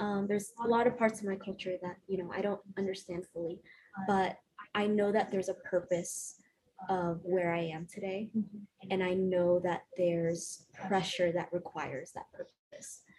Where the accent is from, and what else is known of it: South Carolina, United States; born or raised there; also born or lived in Honduras